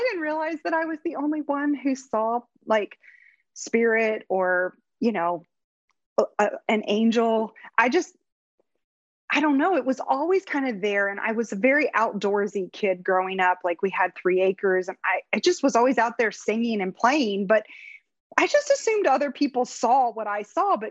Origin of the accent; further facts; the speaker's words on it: Lucas, Ohio, United States; moved away as an adult; now in Cincinnati, United States; I grew up in Northern Ohio in a small little community, Mansfield, Ohio, but I grew up like in Lucas.